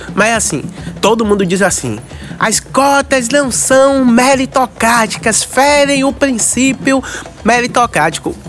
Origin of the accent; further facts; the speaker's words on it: Salvador, Bahia, Brazil; Eu sou daqui, do Curuzu, da Liberdade. Morei aqui do lado muitos e muitos anos